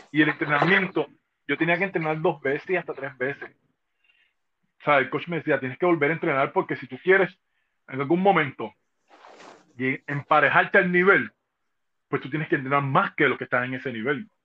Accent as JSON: {"language": "Spanish", "country": "Cuba", "tie": "born or raised there", "moved": "yes"}